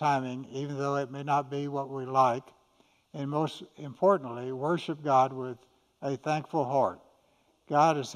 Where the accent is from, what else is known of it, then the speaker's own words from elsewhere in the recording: Austin, Texas, United States; I was born in 1941 in Austin. and grew up attending church